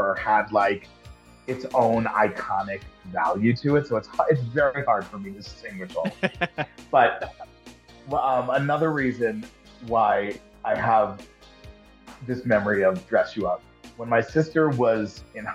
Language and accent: English; Long Island, New York, United States; I'm from Long Island, Italian, raised Catholic